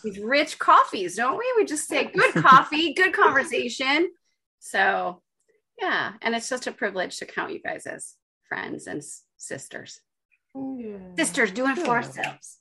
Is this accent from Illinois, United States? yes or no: yes; Chicago, Illinois, United States; moved away as an adult; also born or lived in Los Angeles / Lithuania; now in Cumbria, United Kingdom; I grew up in Chicago